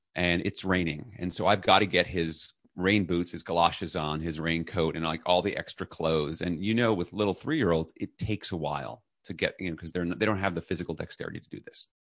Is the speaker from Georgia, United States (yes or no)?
no; New York City, New York, United States; I was raised in New York City